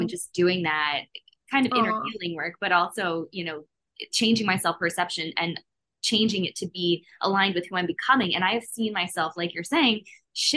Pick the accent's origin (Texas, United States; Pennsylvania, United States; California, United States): Pennsylvania, United States; Philadelphia; I'm from Philly